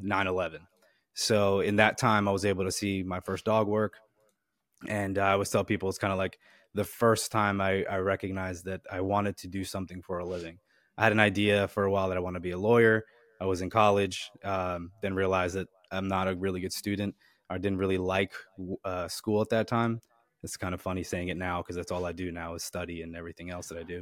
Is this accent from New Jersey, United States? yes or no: yes; Wharton, New Jersey, United States; I'm originally from New Jersey, uh, a small little town called Wharton, New Jersey